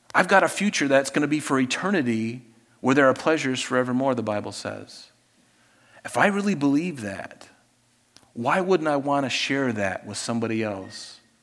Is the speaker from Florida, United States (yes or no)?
yes; Pine Island, southwest Florida, United States; as a young kid in growing up on Pine Island in southwest Florida